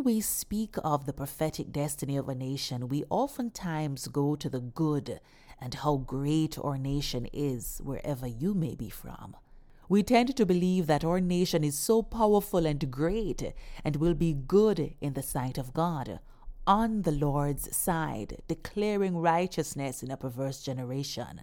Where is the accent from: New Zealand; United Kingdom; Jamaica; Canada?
Jamaica; my home country, Jamaica